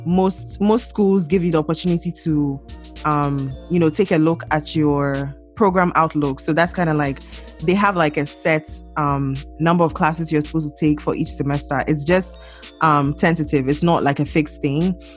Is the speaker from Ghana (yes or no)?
yes; Ghana; moved away as an adult; now in United States; I'm from Ghana